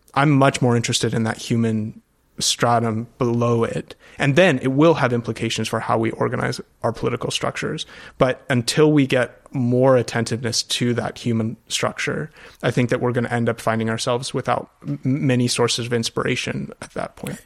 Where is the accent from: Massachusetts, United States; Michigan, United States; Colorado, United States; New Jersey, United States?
Colorado, United States; moved away as an adult; also born or lived in Europe; I grew up out west in Colorado